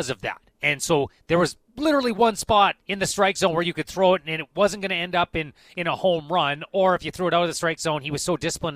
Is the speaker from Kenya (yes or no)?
no; Kamloops, British Columbia, Canada; as a youth growing up in Kamloops.